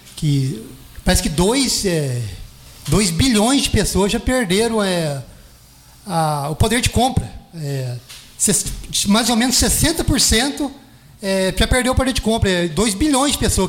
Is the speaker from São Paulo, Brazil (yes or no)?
no; Itajubá, Minas Gerais, Brazil; also born or lived in Jambeiro; Eu fui nascido e criado na, na Vila Isabel